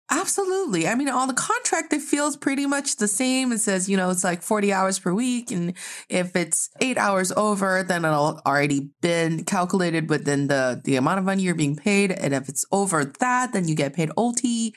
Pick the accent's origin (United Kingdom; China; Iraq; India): China; Northeast China; now in Beijing, China; I'm proudly representing the Northeast of China.